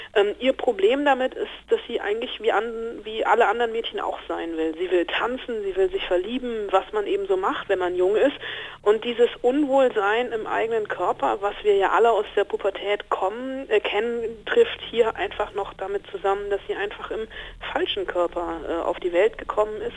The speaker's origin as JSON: {"language": "German", "country": "Germany", "said": "bei uns in Deutschland"}